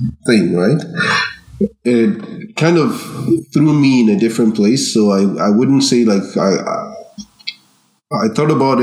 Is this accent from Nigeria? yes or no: yes; Nigeria; also born or lived in Ireland; now in Canada; growing up in Nigeria, you don't really, you're not aware of your differentness